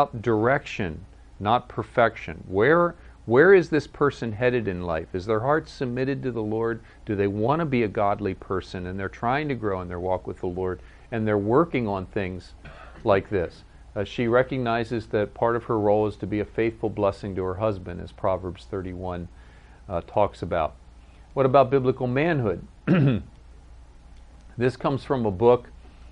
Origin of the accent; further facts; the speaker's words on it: United States; also born or lived in Virginia / Maryland / Pennsylvania; where I grew up in Virginia, Maryland, Pennsylvania